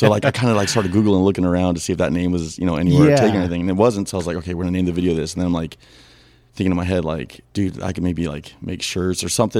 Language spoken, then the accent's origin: English; Los Angeles, California, United States; I grew up San Pedro, California here.